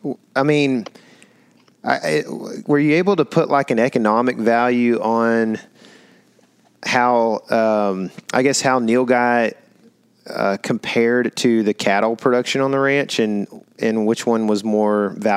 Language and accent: English; Texas, United States; born there; Well, I was born in Texas, and I would agree with you.